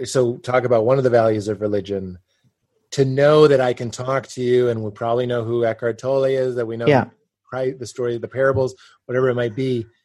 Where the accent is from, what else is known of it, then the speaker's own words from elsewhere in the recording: Boston, Massachusetts, United States; I'm from fucking Boston.